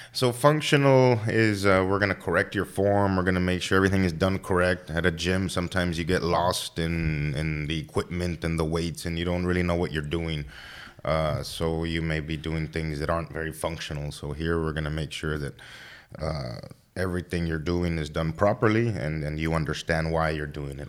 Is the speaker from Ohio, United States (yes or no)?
no; Laredo, Texas, United States; I'm from Laredo. born and raised here